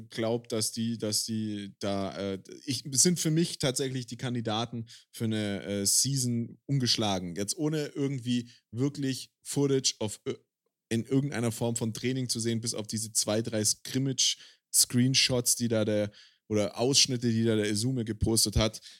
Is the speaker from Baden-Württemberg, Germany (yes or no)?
yes; Baden-Württemberg, Germany; oder weil ich halt als Schwabe irgendwie auch für Stuttgart sein muss, zumindest in der ELF.